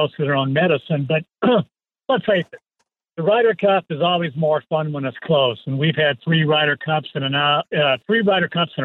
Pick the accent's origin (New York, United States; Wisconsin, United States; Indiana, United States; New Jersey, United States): Wisconsin, United States; moved away; I'm from Wisconsin, so going back there feels like home